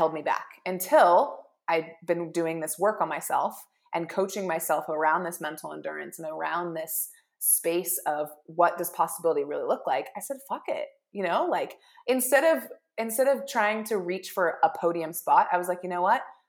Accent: Bozeman, Montana, United States; I'm from Bozeman

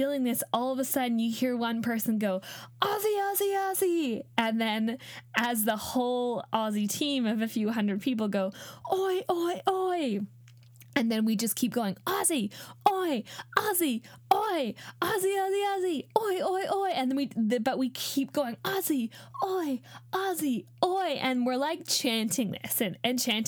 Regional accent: Canada; I grew up in Australia, sorry, in Canada

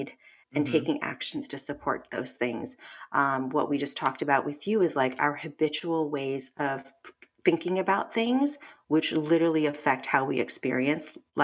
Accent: Los Angeles, California, United States; I'm Korean American, grew up

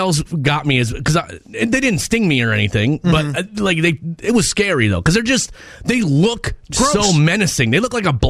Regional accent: Minnesota, United States; moved away; I was from Minnesota. I never saw a praying mantis in my life.

